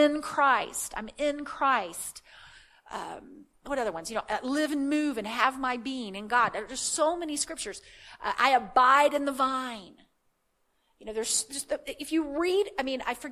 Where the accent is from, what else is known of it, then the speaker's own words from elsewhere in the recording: the Bible Belt, United States; I grew up in the Bible Belt